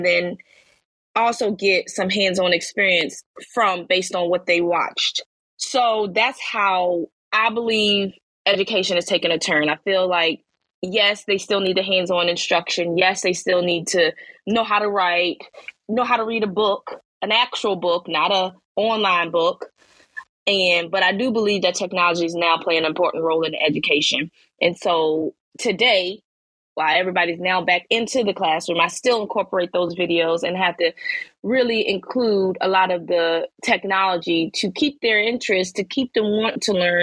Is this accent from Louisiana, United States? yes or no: no; Virginia, United States; I'm from Virginia, so I started in Virginia as a substitute teaching